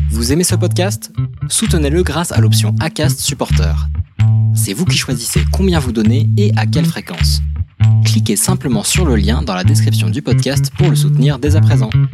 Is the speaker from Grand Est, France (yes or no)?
no; Toulouse region, Occitania, France; moved away; on vient tous les deux de, de région toulousaine